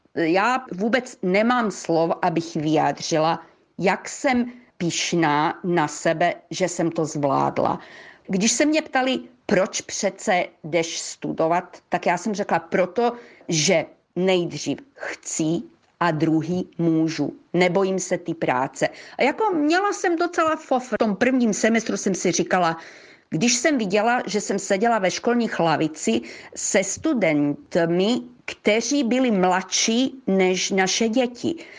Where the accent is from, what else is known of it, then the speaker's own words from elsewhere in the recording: Croatia; já jsem krajanka z Chorvatska